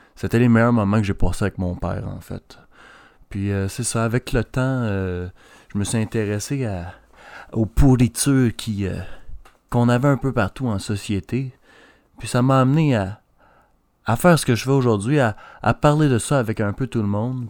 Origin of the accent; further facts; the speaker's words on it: Quebec, Canada; Je suis un Québécois